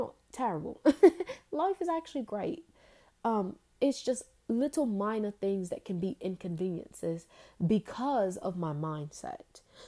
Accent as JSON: {"language": "English", "country": "United Kingdom", "accent": "British", "said": "and sometimes I slip in and out my accent very Like I don't hold on to the accent as long as I could, but I actually can slip into it very quickly. Like I can like that sound. I can slip into my accent on a dime."}